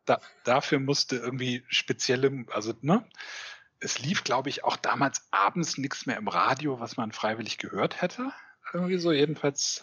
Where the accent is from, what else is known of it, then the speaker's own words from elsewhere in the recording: Eutin, Schleswig-Holstein, Germany; Ich äh, komme aus und wohne auch immer noch einem kleinen Ort in Ostdeutschland, in Schleswig-Holstein, der heißt Eutin.